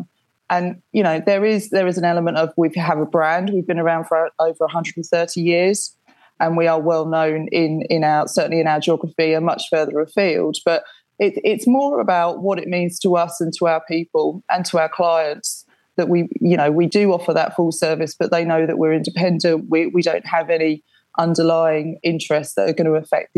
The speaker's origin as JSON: {"language": "English", "area": "Essex", "region": "East of England", "country": "United Kingdom", "tie": "born or raised there", "moved": "as an adult", "lives_now": "Suffolk, United Kingdom", "said": "I grew up in Essex. I now live in Suffolk"}